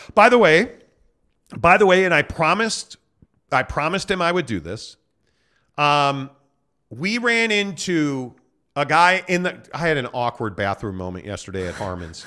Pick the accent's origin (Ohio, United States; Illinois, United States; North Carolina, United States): Illinois, United States; Chicago; a Bulls fan for me growing up in Chicago.